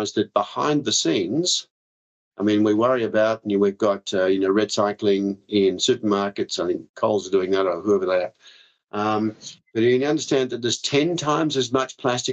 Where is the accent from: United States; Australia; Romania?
Australia; Victoria; Victoria, my home state